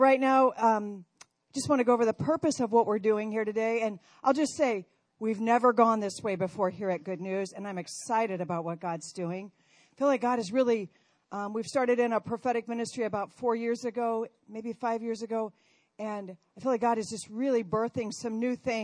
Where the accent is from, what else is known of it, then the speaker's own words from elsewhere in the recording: Council Bluffs, Iowa, United States; I am originally from Iowa, Council Bluffs, Iowa. I was raised on a farm over there.